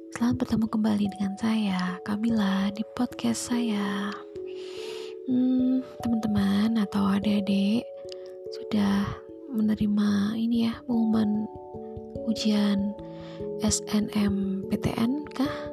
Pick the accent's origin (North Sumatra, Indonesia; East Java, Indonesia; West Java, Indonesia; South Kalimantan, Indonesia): East Java, Indonesia; Surabaya; born there; tempat kelahiran saya di Surabaya itu panas itu